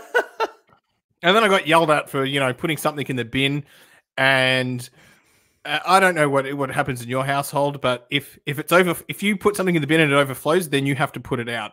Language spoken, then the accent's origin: English; Perth, Western Australia, Australia; now in Melbourne, Australia; I grew up in Perth